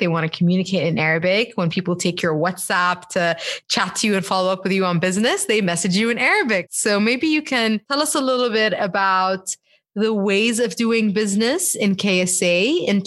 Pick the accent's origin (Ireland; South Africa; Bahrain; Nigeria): Bahrain; I'm Bahraini, you know, and like growing up in Bahrain